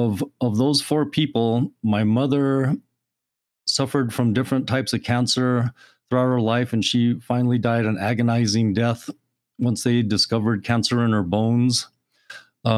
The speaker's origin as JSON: {"language": "English", "town": "Carrizozo", "region": "New Mexico", "country": "United States", "tie": "born or raised there", "said": "that's my hometown."}